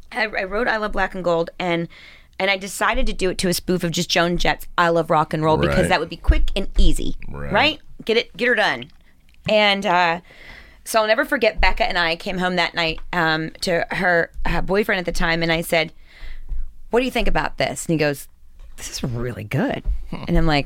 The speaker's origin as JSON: {"language": "English", "region": "Southwestern Pennsylvania", "country": "United States", "tie": "born or raised there", "accent": "Southern", "said": "growing up here was like almost like growing up in Texas. You know, it was like faith, family, friends, football."}